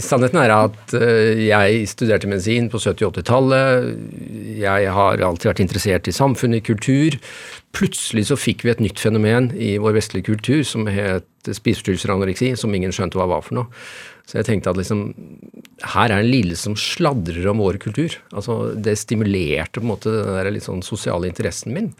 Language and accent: Norwegian; Innlandet, Norway; now in Oslo, Norway; nå kommer jeg fra Østerdalen